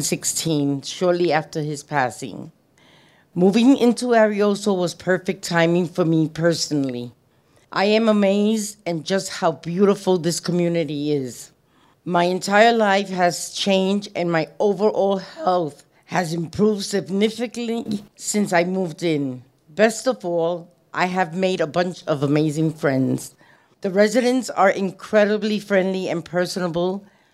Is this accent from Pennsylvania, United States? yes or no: no; New York City, New York, United States; moved away as an adult; also born or lived in Kissimmee, Florida; now in Las Vegas, United States; I was born in the Bronx, New York. My parents, being from Puerto Rico, came to the U.S. in the early 1950s. I lived in the Bronx throughout my childhood and for most of my adult life.